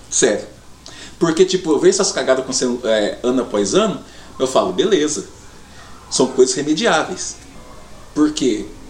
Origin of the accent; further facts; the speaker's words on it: Paraná, Brazil; somos paranaenses